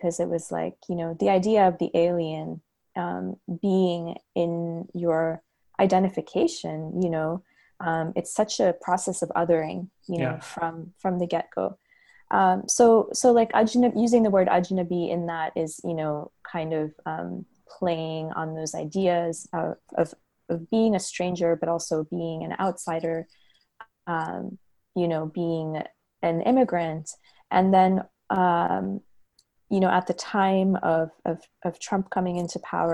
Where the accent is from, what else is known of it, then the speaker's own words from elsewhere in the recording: United States; also born or lived in Hyderabad, Telangana, India; now in Los Angeles, United States; but I did emigrate to the US pretty young. So by, you know, there was some back and forth, but my schooling was all here